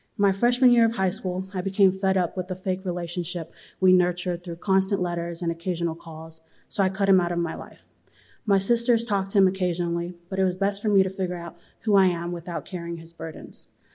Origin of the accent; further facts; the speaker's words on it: Southern California, United States; I'm from Southern California.